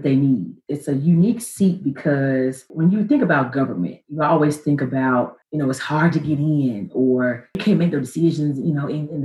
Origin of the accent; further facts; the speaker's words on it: Memphis, Tennessee, United States; moved away as an adult; also born or lived in New York / Hong Kong / Florida; I moved back to Memphis, my hometown.